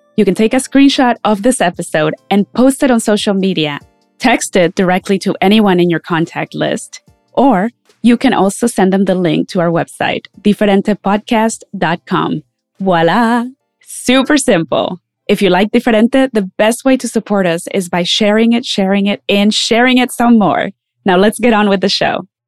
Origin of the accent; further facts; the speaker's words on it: Mexico; moved away; When I was growing up in Mexico, I never thought of myself as a person of color